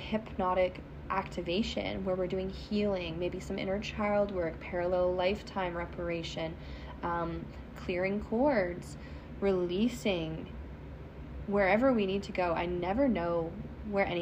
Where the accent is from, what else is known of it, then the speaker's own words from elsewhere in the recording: Canada; accent: Canadian; my Canadian accent